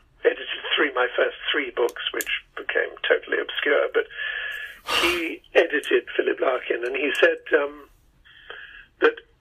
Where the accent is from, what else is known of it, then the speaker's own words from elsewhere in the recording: England, United Kingdom; moved away; so I'm an Englishman